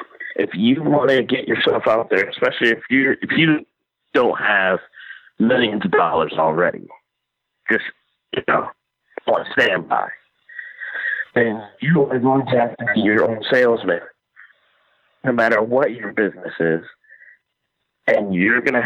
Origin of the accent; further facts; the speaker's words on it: Jamaica; now in United States; I'm Jamaican